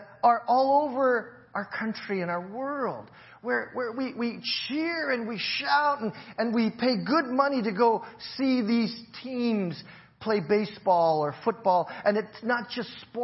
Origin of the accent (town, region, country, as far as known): United States